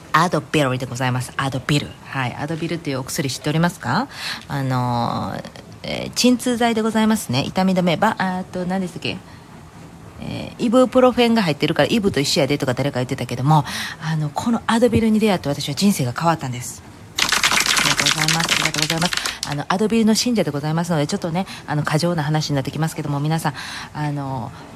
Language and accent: Japanese; Kansai, Japan; moved away; 関西人なんで